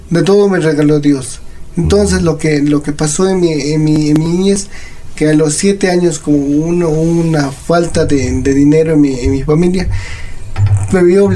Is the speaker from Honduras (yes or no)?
no; Quito, Pichincha, Ecuador; born there; Yo nací aquí en Quito